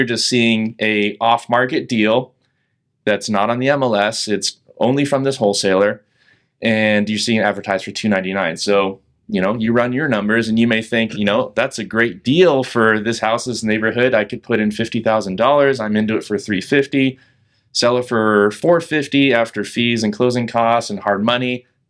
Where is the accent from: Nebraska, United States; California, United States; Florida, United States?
California, United States; now in Portland, United States; Yeah, so I am from California originally. I moved to Portland at the tail end of 2018.